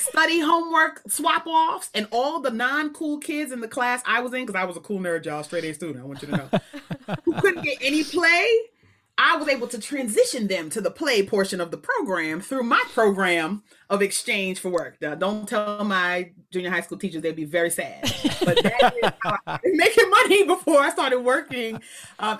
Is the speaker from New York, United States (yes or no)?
yes; New York City, New York, United States; moved away as an adult; also born or lived in Waltham, Massachusetts; I was born in Queens